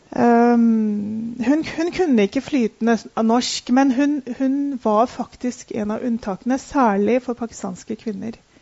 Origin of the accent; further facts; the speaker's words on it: Oslo, Norway; Jeg er født og oppvokst i Oslo